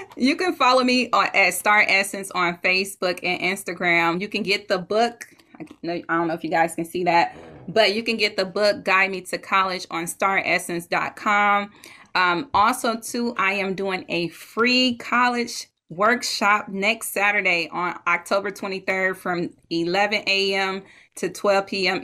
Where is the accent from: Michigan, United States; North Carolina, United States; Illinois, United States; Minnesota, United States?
Michigan, United States; Detroit; my hometown detroit michigan